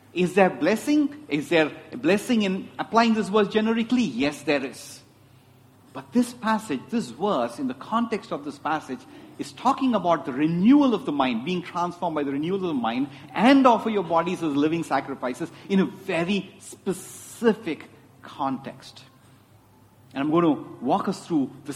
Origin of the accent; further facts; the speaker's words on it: Chennai, Tamil Nadu, India; I grew up in Chennai, and my dad, in all his wisdom, decided I need to learn Hindi